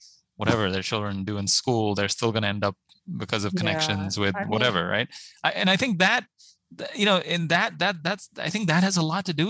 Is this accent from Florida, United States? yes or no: no; Pittsburgh, Pennsylvania, United States; also born or lived in India; I came here from India when I was 10 to this wonderful, really high octane school district in suburban Pittsburgh, Mount Lebanon High